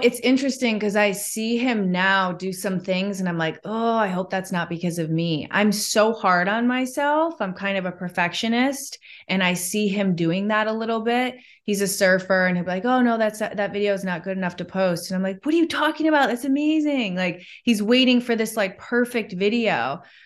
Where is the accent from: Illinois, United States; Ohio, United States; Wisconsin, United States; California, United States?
Illinois, United States; Chicago; moved away; I'm from Chicago in the Midwest.